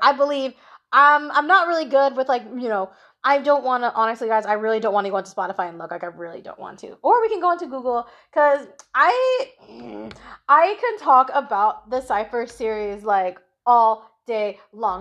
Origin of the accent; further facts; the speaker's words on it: Philippines; I am a Filipino girl